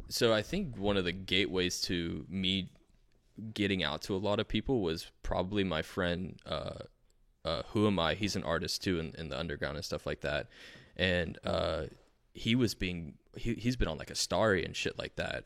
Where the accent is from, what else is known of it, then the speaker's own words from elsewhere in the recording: Fort Lauderdale, Florida, United States; also born or lived in Asheville, North Carolina; now in North Carolina, United States; I was born in Fort Lauderdale, I was mostly in Fort Lauderdale my whole life, pretty much